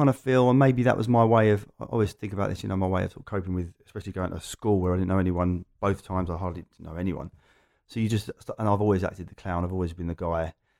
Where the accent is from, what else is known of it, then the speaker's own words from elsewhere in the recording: Loughton, East of England, United Kingdom; I'm an Essex boy, but only just. There you go. Loughton and the surrounding area. We've now moved further out, but yeah, so East London is very familiar to me.